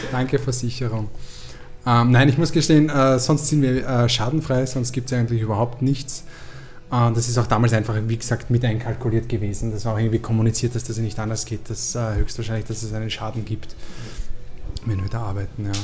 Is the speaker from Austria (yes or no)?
yes; Lower Austria, Austria; ich bin Niederösterreicher.